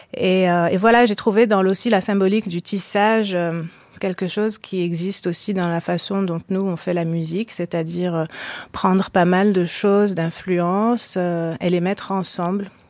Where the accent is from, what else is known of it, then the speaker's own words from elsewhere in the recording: Marrakesh, Marrakesh-Safi, Morocco; j'ai grandi au Maroc, à Marrakech